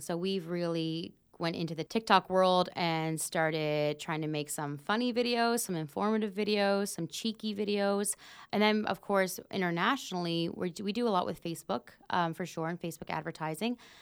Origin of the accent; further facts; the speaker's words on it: Pictou County, Nova Scotia, Canada; I'm from Pictou County myself.